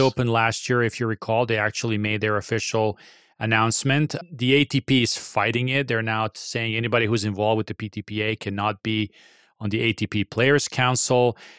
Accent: Serbia; my home country

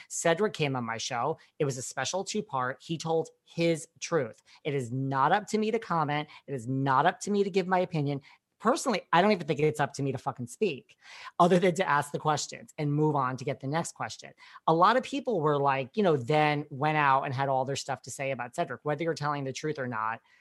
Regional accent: New York, United States; I'm from New York

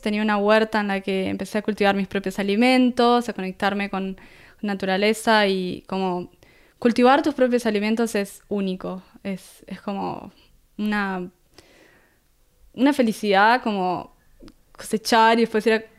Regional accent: Punta del Este, Maldonado, Uruguay; accent: Uruguayan; moved away as an adult; also born or lived in Búzios, Rio de Janeiro, Brazil / Rio de Janeiro, Brazil / Costa Rica; now in Gold Coast, Australia; ahí crecí eh, hasta convertirme en adulta, eh, ahí en Uruguay, en Punta del Este. Y es como que siento yo me siento uruguaya

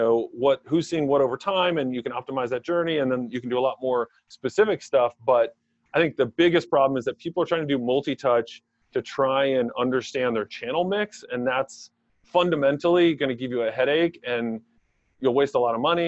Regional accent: Maryland, United States; also born or lived in State College, Pennsylvania / Silver Spring, Maryland / Gaithersburg, Maryland; We quickly moved to Maryland, grew up in Silver Spring up until third grade, and then moved to Gaithersburg, Maryland in fourth grade

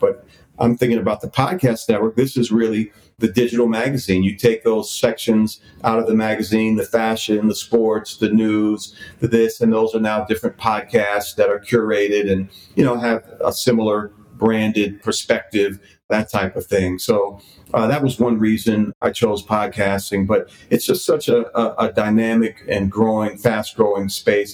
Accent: Washington, District of Columbia, United States; moved away as an adult; also born or lived in New York; I had been living back in DC a few years ago, which is my hometown.

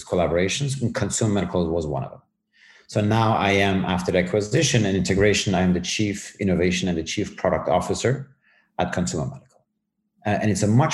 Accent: Germany; also born or lived in Tehran, Iran / Knoxville, United States; I was born in Tehran. I was quite young, almost a baby, and where we decided to move to Germany.

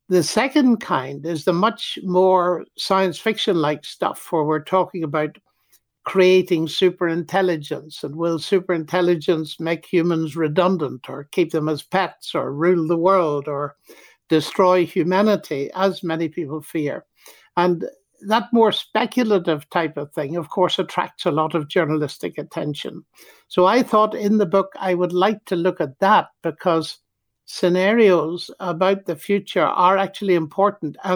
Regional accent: Ireland

